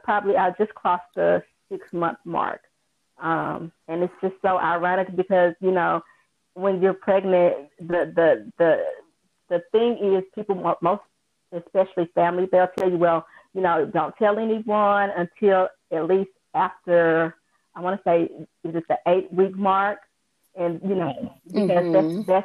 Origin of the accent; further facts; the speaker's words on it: Jackson, Mississippi, United States; I'm from Jackson, Mississippi